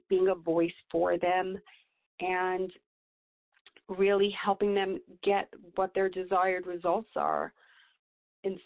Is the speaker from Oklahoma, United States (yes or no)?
no; New York, United States; now in Santa Fe, United States; I grew up in New York with from a family of 13 children